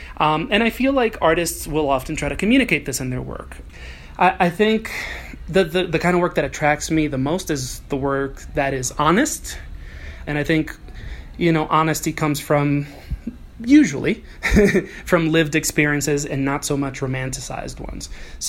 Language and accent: English; Dominican Republic; also born or lived in New York City, United States; I grew up quite nomadic. I'm born in New York City, but I grew up in Dominican Republic. I spent 14 years of my life there. I don't really identify as Dominican because neither of my parents are Dominican.